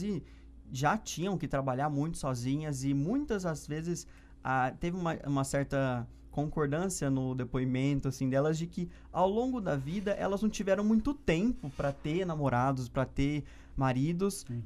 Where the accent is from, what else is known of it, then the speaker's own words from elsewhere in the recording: Ribeirão Preto, São Paulo, Brazil; also born or lived in Uberlândia; Ribeirão, que é onde eu nasci, cresci e aprendi a amar também a cidade